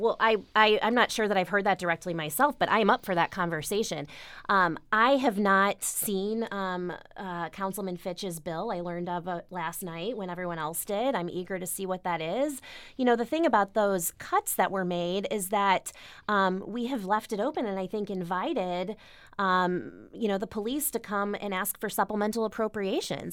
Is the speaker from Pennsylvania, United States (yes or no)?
no; Webster Groves, Missouri, United States; also born or lived in Maplewood, Missouri; I am from Webster Groves, Missouri, born and raised, but currently live in Maplewood with my husband and two-year-old.